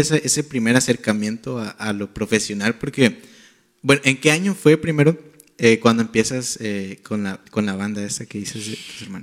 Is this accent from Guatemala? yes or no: yes; Guatemala; Yo soy de Guatemala